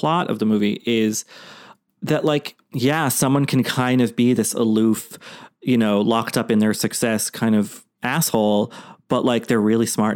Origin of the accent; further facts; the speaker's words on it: Boston, Massachusetts, United States; where I grew up in Boston